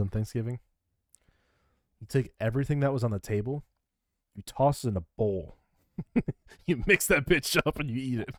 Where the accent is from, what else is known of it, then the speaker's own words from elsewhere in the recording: Midwest, United States; Pop. Because we're from the Midwest.